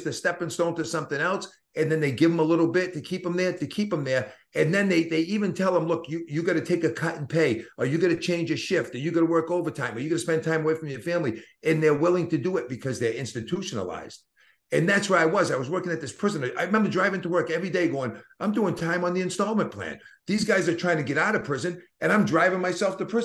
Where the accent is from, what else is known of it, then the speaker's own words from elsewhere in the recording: Boston, Massachusetts, United States; accent: Boston; my Boston accent